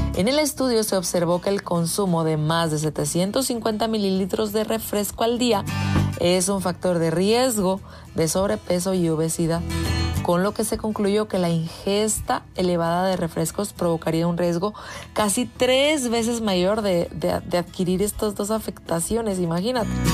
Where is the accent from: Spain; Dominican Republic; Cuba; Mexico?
Mexico; los que somos mexicanos